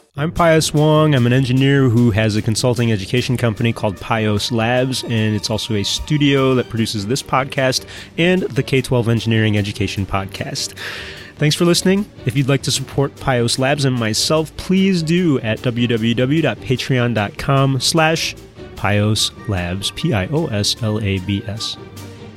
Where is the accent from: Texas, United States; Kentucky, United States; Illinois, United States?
Illinois, United States; Chicago; accent: huge Chicago; my huge Chicago accent